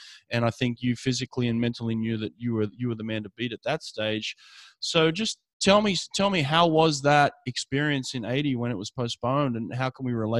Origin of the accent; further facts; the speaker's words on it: Australia; moved away; growing up in Australia